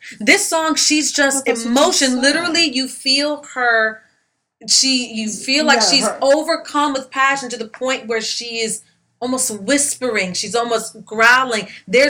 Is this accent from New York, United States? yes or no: yes; New York, United States; come on, girl, I'm from New York. You know better than that.